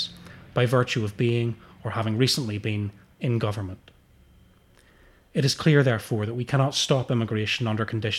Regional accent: United Kingdom; as British workers

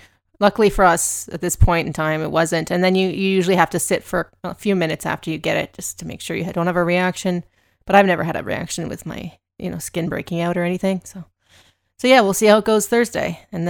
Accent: Canada; we are a lot smaller, of course, and we're Canadian

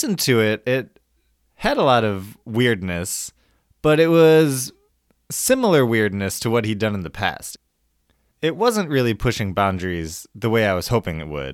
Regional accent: Chicago, Illinois, United States; my hometown, Chicago

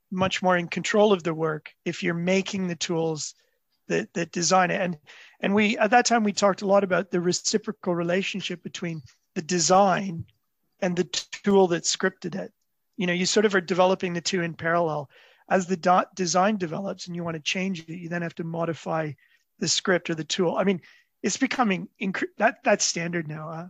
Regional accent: Toronto, Ontario, Canada; I grew up in Toronto

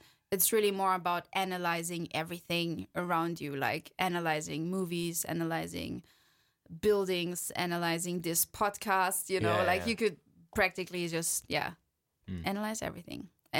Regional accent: Wiesbaden, Hesse, Germany; No, I'm from Germany. So

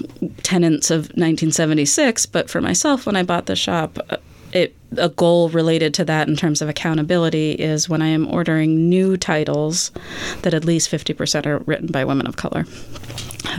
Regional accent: Boston, Massachusetts, United States; I grew up in the Boston area in the 90s.

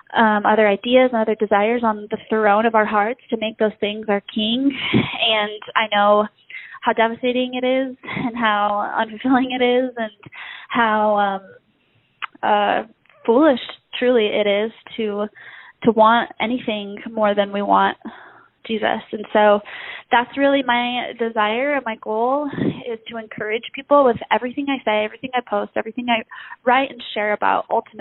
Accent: Mexico City, Mexico; now in Broken Arrow, United States; My parents are currently missionaries in Mexico City, and that's where I grew up. I was born in Broken Arrow, Oklahoma, and that's actually where I live now, Broken Arrow / Tulsa. So, but yeah, I grew up in Mexico

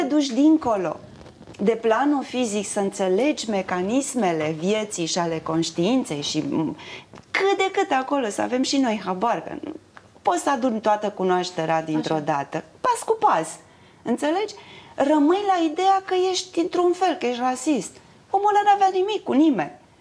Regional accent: Romania; sunt din România, că mă întreabă, sunt româncă

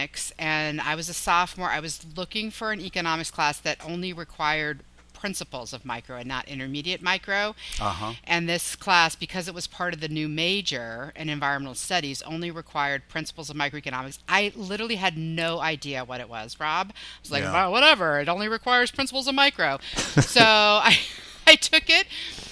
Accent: Gillette, Wyoming, United States; moved away as an adult; also born or lived in North Carolina; I grew up in Gillette, Wyoming

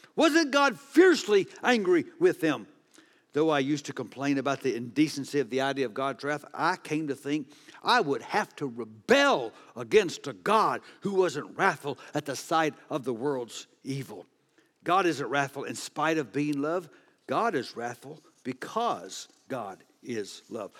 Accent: Texas, United States; I'm from Texas

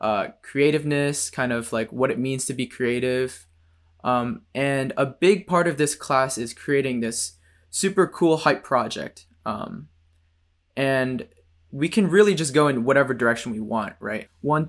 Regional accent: Novi, Michigan, United States; now in Ann Arbor, United States; I'm from Novi, Michigan, which is like 20, 30 minutes away from Ann Arbor.

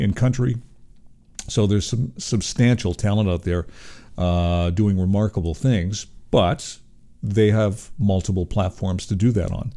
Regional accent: Toronto, Ontario, Canada; I was born in Toronto

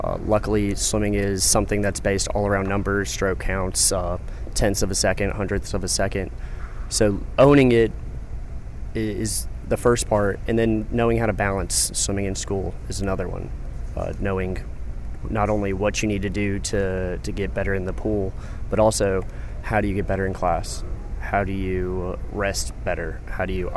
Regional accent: Charleston, South Carolina, United States; I'm from Charleston, South Carolina

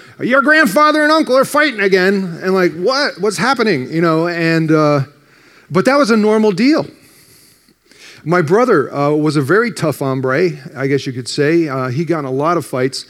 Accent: New Jersey, United States; I grew up in North Jersey, just outside New York

